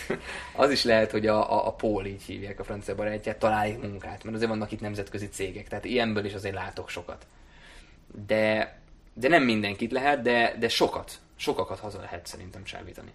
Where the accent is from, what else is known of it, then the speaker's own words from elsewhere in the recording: Hungary; first language German; also born or lived in Germany; én elsősorban magyar vagyok, másodszorban európai polgár vagyok